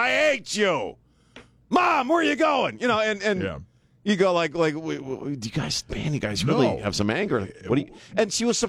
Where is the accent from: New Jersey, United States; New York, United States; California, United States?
New Jersey, United States; in my early 20s, again, born and raised in South Jersey.